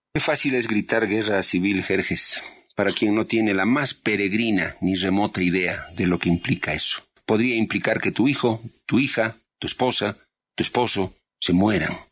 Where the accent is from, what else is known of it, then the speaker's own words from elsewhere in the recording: Bolivia; yo como boliviano ahí pienso, más que como periodista incluso, como ciudadano boliviano